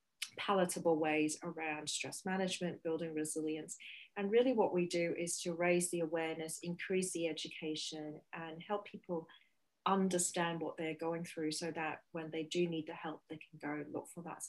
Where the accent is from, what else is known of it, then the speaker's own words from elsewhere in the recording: Hong Kong; moved away as an adult; now in Beijing, China; So I am originally from Hong Kong and have been living in Beijing for the last 12 years.